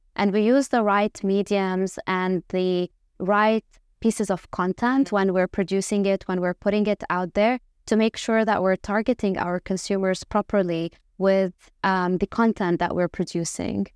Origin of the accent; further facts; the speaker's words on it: Lebanon; moved away as an adult; also born or lived in Dubai; I obviously am Lebanese, so, uh, born and raised in Lebanon